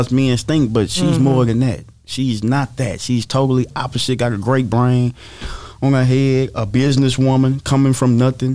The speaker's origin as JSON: {"language": "English", "region": "the South", "country": "United States", "said": "I'm from the South"}